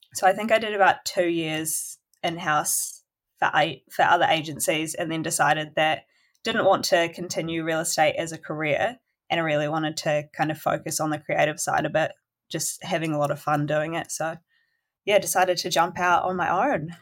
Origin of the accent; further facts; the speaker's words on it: Golden Bay, Tasman, New Zealand; now in Nelson, New Zealand; that's where I grew up in Golden Bay